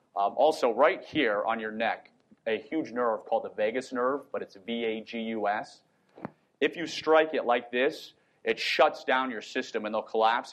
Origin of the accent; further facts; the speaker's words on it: Northern Virginia, United States; moved away as an adult; also born or lived in Southern Utah; now in Utah, United States; so I live in southern Utah right now. I was born and raised in Virginia